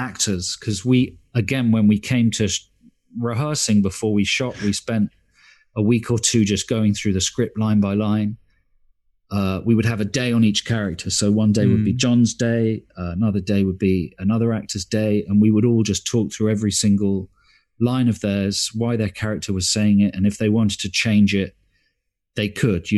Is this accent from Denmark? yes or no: no; London, United Kingdom; I grew up in Stockwell, and you know, I've lived here since December the 20th, 1968.